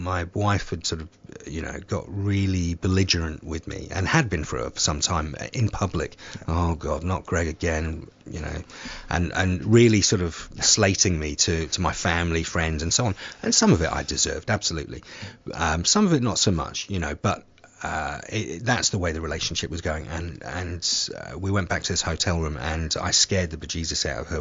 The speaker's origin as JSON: {"language": "English", "area": "Somerset", "region": "South West England", "country": "United Kingdom", "tie": "born or raised there", "moved": "yes", "said": "my hometown of in Somerset"}